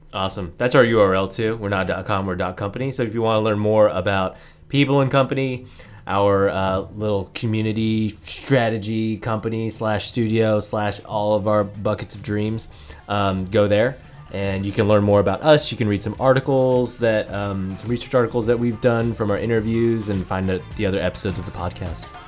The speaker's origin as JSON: {"language": "English", "town": "Niwot", "region": "Colorado", "country": "United States", "tie": "born or raised there", "also_born_or_lived": "San Jose, California", "said": "I was born in San Jose, California, but I consider myself bred in Nahuatl, Colorado, N I W O T"}